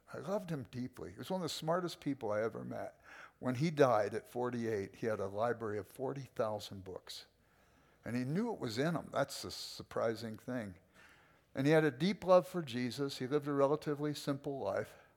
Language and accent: English; Los Angeles, California, United States; I grew up in South Central